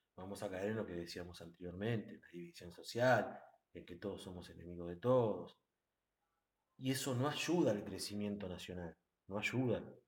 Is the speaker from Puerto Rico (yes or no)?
no; Argentina; nosotros como argentinos